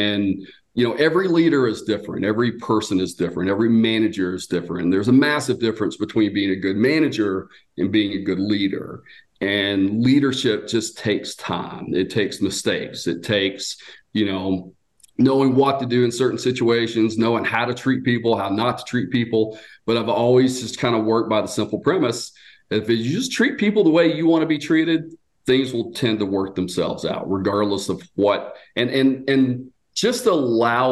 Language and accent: English; Georgia, United States; moved away as an adult; also born or lived in Marietta, Georgia / Austell, Georgia; now in Gatlinburg, United States; I was born and raised in Georgia